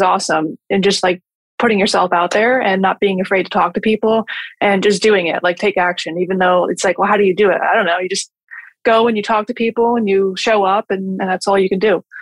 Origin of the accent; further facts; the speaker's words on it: New Jersey, United States; moved away as an adult; now in Florida, United States; I'm from New Jersey and I just wanted to move to Florida and open a business